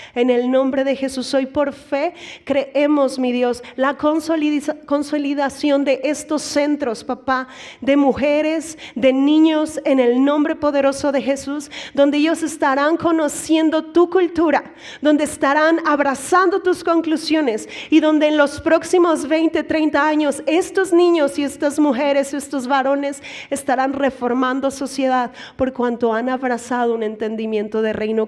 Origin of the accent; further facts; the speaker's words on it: Mexico; Aquí como mexicanos